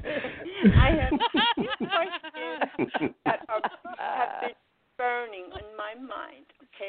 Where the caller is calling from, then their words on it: New York City, New York, United States; I'm calling from New York City.